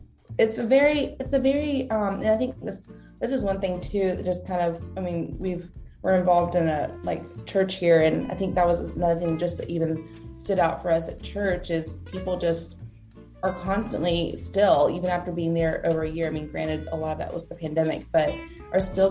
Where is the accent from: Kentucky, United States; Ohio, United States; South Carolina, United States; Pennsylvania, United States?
South Carolina, United States; also born or lived in Nashville / Jacksonville; now in Roanoke, United States; We're both originally from South Carolina